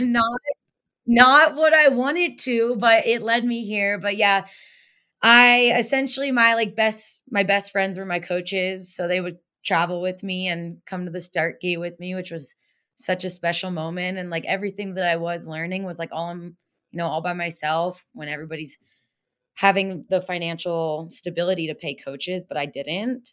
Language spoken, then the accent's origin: English; Pennsylvania, United States; moved away as an adult; I grew up in Pennsylvania, like Amish country pretty much